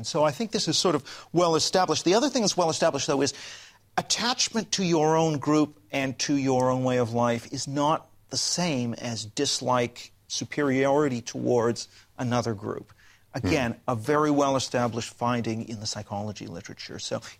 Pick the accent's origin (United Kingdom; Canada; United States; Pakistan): Canada; I'm actually Canadian, but yeah, it's all right.